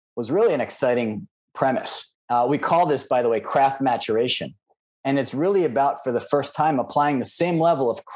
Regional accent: New Jersey, United States; moved away as an adult; also born or lived in New York / Washington, D.C.; now in Silicon Valley, United States; I grew up on the East Coast. I'm from Jersey, exit 9

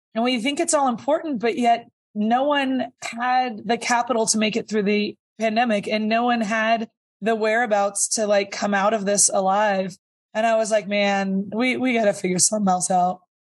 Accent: Sonoma County, California, United States; also born or lived in Napa; I grew up in Sonoma County

